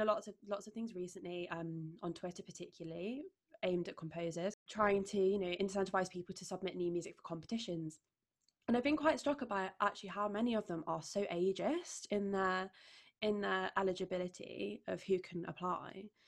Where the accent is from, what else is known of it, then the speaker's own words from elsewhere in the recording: Derbyshire, East Midlands, United Kingdom; now in London, United Kingdom; my hometown in Derbyshire